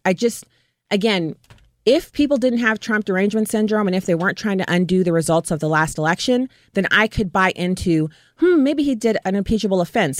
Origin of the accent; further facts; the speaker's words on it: United States; as an American and as a veteran